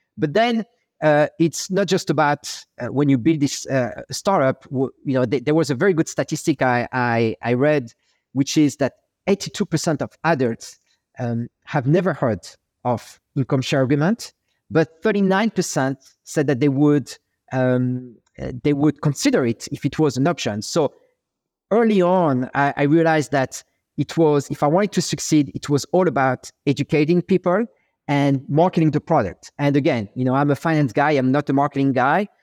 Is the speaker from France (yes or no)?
yes; Paris, Île-de-France, France; accent: French; English is a second language; moved away as an adult; now in New York, United States; I'm French. Uh, I was born and raised in, in Paris